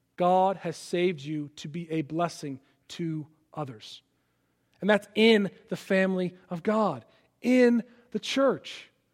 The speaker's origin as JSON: {"language": "English", "town": "Palatine", "region": "Illinois", "country": "United States", "tie": "born or raised there", "also_born_or_lived": "Philadelphia, Pennsylvania / Washington, D.C.", "moved": "as an adult", "lives_now": "Rock Hill, United States", "said": "I grew up in Chicago, outside of Chicago."}